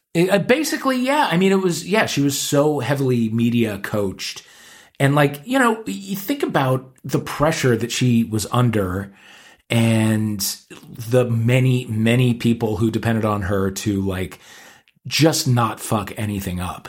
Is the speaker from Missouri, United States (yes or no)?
yes; St. Louis, Missouri, United States; we're both gays from St. Louis, Missouri